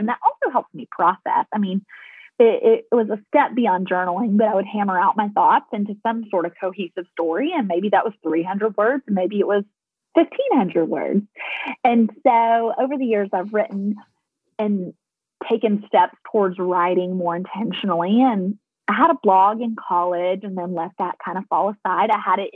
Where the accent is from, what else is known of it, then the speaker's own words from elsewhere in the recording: Nashville, Tennessee, United States; moved away as an adult; also born or lived in Colorado; I am a Nashville girl, as you can tell from my accent.